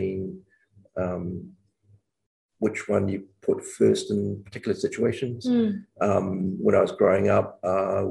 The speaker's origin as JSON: {"language": "English", "country": "New Zealand", "tie": "born or raised there", "said": "I was born in New Zealand and grew up here through the schooling system. And so New Zealand is home."}